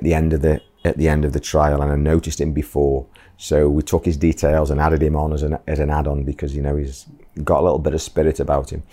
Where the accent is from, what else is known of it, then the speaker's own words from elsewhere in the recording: England, United Kingdom; moved away as an adult; now in Bangladesh; my hometown in the UK